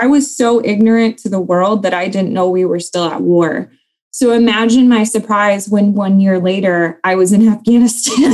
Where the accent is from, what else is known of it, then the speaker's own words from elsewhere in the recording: Ludington, Michigan, United States; also born or lived in North Carolina; Um, so I'm from Michigan. Um, I'm actually an Army brat, so I can't say born and raised in Michigan. I was actually born in North Carolina, uh, but I hail from a smaller city um, called Ludington